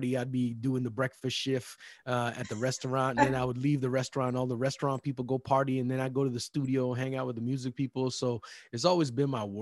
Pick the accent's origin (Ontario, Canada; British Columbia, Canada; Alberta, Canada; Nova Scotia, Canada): Alberta, Canada; Edmonton; I grew up in Edmonton, Alberta, Canada